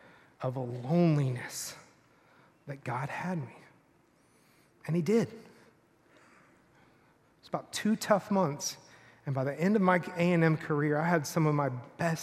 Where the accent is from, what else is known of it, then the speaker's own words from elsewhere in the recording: Rockwall, Texas, United States; I grew up in Texas, a little town in Texas.